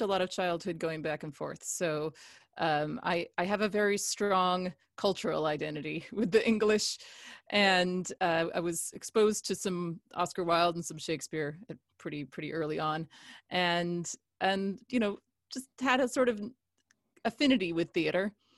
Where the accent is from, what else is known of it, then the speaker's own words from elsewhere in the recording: Cupertino, California, United States; also born or lived in England; I grew up in Cupertino in South Bay.